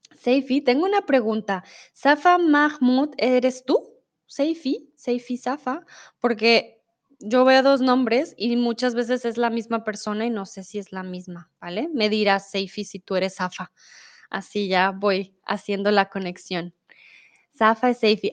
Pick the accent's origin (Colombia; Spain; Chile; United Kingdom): Colombia; Bogotá; moved away as an adult; now in Germany; soy de Bogotá. Colombia, no estoy en Colombia, estoy en México, pero vivo comúnmente en Alemania